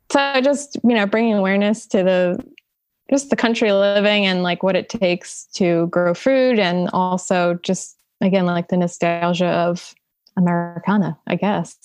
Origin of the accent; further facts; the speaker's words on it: Salem County, New Jersey, United States; growing up in Salem County, it's basically all farms too.